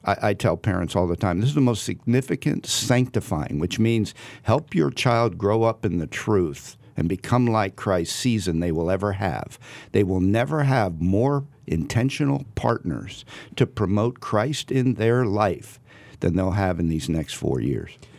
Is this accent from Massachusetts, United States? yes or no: no; Southern New Jersey, United States; moved away as an adult; also born or lived in New England / Virginia; now in California, United States; I grew up in Southern New Jersey.